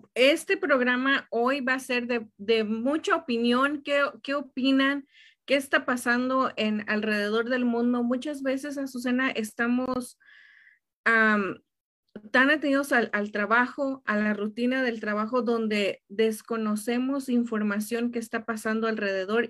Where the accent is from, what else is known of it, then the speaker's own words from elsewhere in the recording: Tenancingo, State of Mexico, Mexico; now in United States; fui de vacaciones a México, ahí a, a mi pueblito, Estado de México